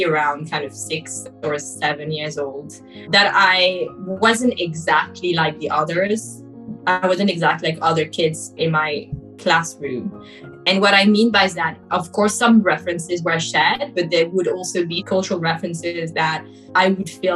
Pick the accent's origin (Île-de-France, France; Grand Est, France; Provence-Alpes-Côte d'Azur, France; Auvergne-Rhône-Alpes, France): Île-de-France, France; Paris; I was born in France, Paris, and this is where I grew up as well